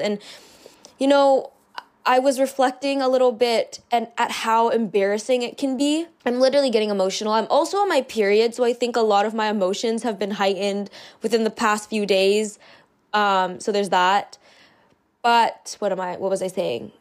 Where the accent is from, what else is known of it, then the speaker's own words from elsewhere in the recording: Canada; I live in Canada, I'm Canadian